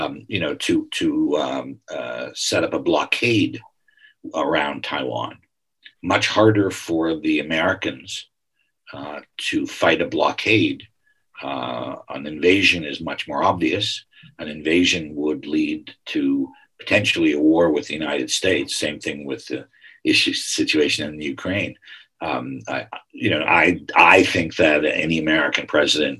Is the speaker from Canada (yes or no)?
yes; Canada; I am Canadian